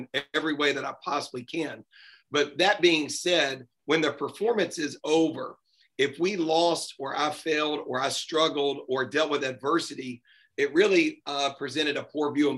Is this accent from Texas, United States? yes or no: no; Nashville, Tennessee, United States; I grew up here in Nashville and I still reside in Nashville